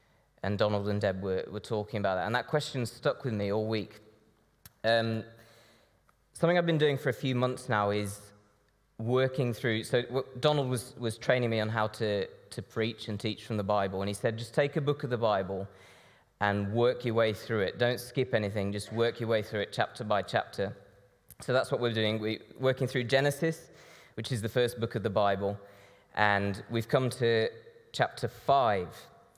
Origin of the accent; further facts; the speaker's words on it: Brazil; now in United Kingdom; This church sent my mom and dad out to Brazil back in the 80s as missionaries. So I grew up in Brazil, and I now work fitting shutters in the Birmingham area.